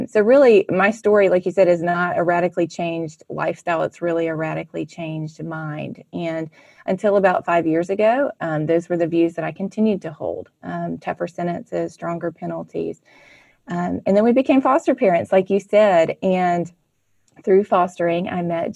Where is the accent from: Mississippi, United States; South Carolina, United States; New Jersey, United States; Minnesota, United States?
Mississippi, United States; I grew up in Mississippi in a wonderful Christian family